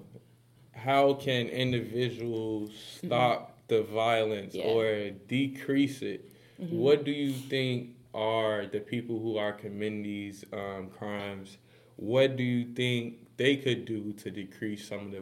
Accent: Chicago, Illinois, United States; We're from Chicago, so we see a lot of people around our age

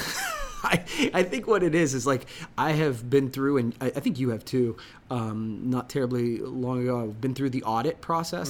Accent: Coshocton, Ohio, United States; I am from Coshocton.

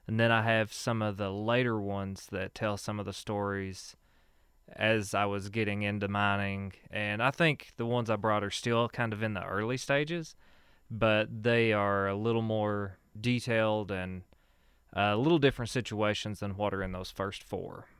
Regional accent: Whitesburg, Kentucky, United States; I grew up here in Letcher County, uh, from Whitesburg, born and raised

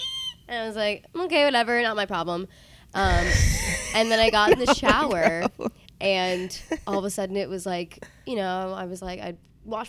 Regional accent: New York City, New York, United States; moved away as an adult; now in Princeton, United States; I grew up in New York City. Nice. On the Upper West Side. Upper West Side Jew, born and raised.

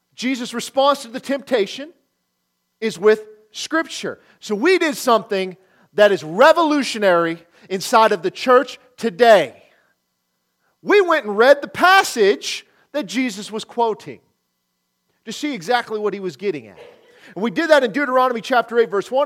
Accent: Nebraska, United States; moved away; also born or lived in Oklahoma; I grew up in Nebraska

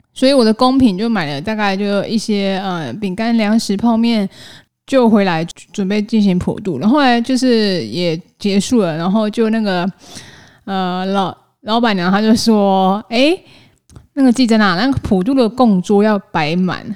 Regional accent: Taiwan; 我们台湾人真的也蛮老实，也蛮钉钉的呢

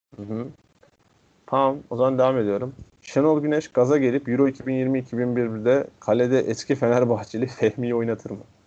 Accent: Istanbul, Turkey; Fatih, İstanbul doğumlu oluşum

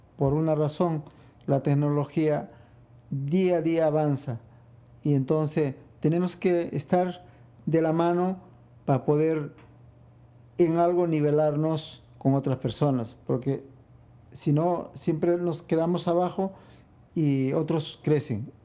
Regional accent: Arequipa, Peru; now in New York, United States; en mi país, que es Perú

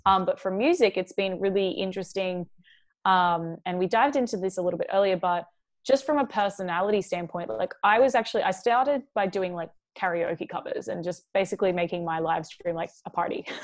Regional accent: Mooloolah, Queensland, Australia; also born or lived in Chicago; now in Los Angeles, United States; I was born in Chicago. I moved when I was two. My family moved to a really small town in Australia. It's called Mooloolah.

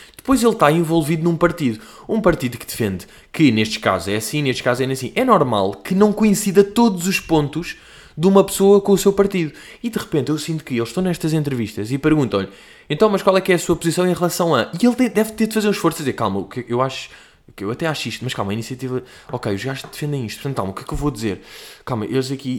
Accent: Portugal; I'm from Portugal

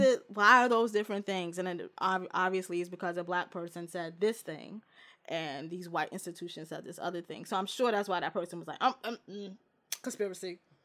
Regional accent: New York City, New York, United States; my whole New York living ass life

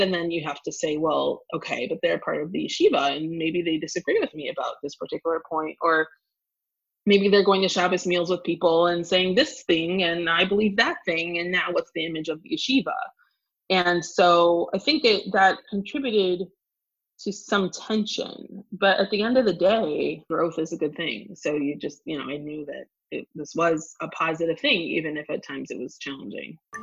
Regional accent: Evanston, Illinois, United States; now in Washington, D.C., United States; I grew up in Evanston, Illinois

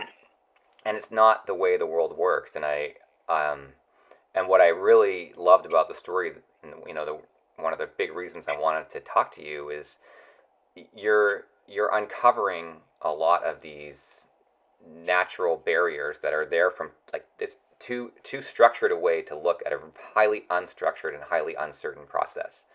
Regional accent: West Coast, British Columbia, Canada; I grew up on the West Coast

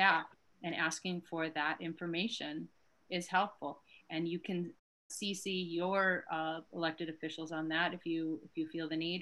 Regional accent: Chicago, Illinois, United States; now in Somerville, United States; I'm originally from Chicago

